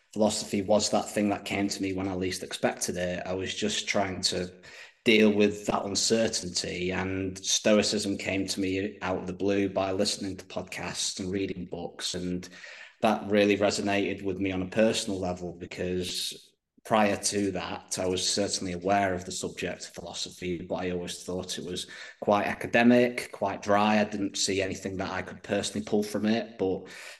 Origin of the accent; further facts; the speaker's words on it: United Kingdom; being British myself